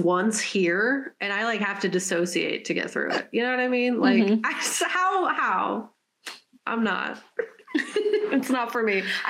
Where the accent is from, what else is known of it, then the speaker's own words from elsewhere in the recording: California, United States; I was born in California